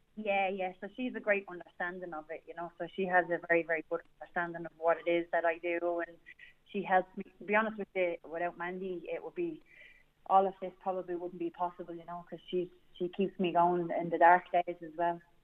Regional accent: Dublin, Leinster, Ireland; I'm from Dublin One, the best part of Dublin

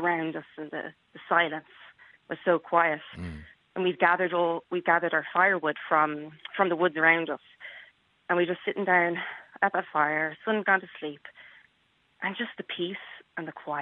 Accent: Dublin, Leinster, Ireland; moved away as an adult; now in United States; I grew up in Dublin

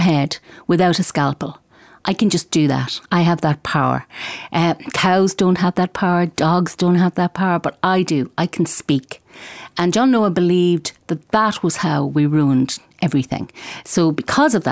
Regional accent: Galway, Connacht, Ireland; I'm from Galway and I write books for children

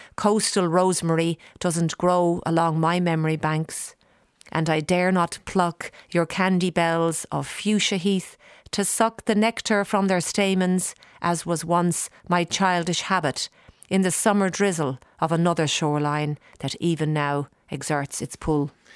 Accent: Dublin, Leinster, Ireland; moved away as an adult; now in Australia; growing up in Dublin and getting to know the whole pub scene

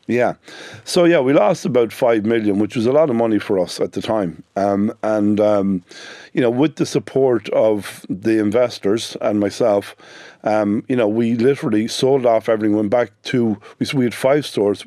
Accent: Sligo, Connacht, Ireland; I'm from Sligo, the youngest of, uh, ten children

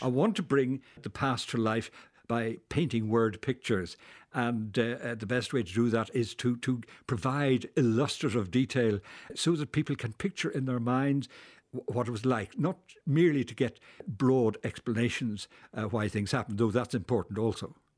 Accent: Dublin, Leinster, Ireland; now in Belfast, United Kingdom; I'm a Belfast, uh, inhabitant, but I'm from Dublin.

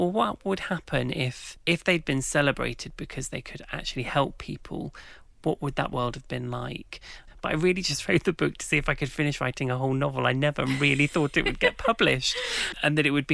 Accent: King's Lynn, East of England, United Kingdom; Well, so I grew up in Norfolk. And Norfolk in England is just rife with legends about witches. And in the town where I grew up, King's Lynn

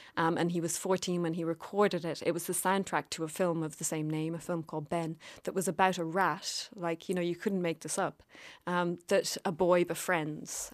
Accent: Cork, Munster, Ireland; I always consider myself from Cork

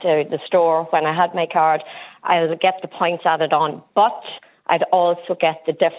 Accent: Cavan, Ireland; now in Northern Ireland, United Kingdom; In the north, because I am from Cavan, but I live in the north.

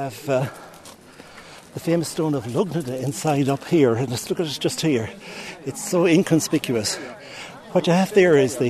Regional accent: Castlebar, Connacht, Ireland; I'm from Castlebar

